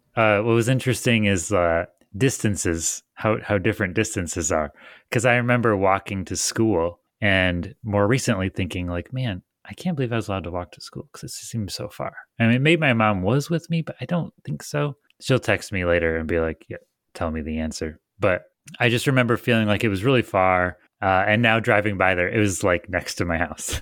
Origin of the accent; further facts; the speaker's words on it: Michigan, United States; I'm from Michigan where it doesn't break ninety.